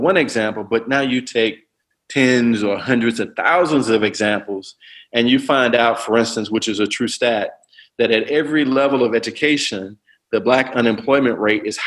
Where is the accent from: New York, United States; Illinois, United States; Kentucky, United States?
Illinois, United States; East St. Louis; I'm from East St. Louis, you know, one of the most challenging places to grow up in America